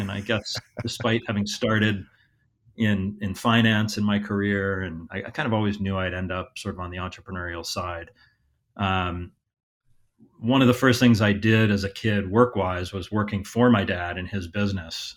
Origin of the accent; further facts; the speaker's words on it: Hingham, Massachusetts, United States; also born or lived in Columbus, Ohio; I grew up outside of Boston, uh, about thirty miles south of Boston, a town called Hingham.